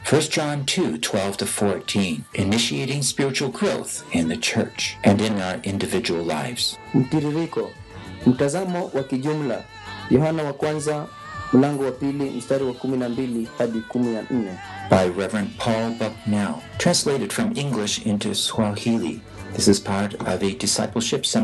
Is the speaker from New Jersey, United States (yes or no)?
no; Pittsburgh, Pennsylvania, United States; I come from Pittsburgh